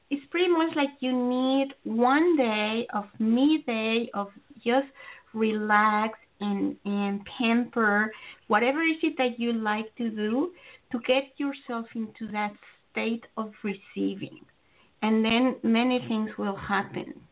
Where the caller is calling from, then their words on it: North Carolina, United States; I am calling from North Carolina.